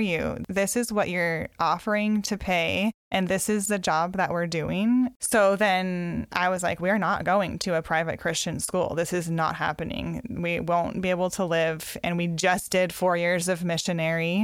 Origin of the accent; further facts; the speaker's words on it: Mount Hood area, Oregon, United States; also born or lived in Tacoma / Tanzania; now in Carnation, United States; I grew up in the Mount Hood area in Oregon